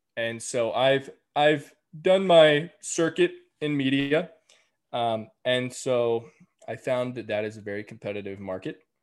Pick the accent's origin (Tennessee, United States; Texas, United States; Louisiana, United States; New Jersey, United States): Texas, United States; between San Antonio and Austin; moved away as an adult; I just moved back to Texas in March. Um, I grew up here. I moved back to my hometown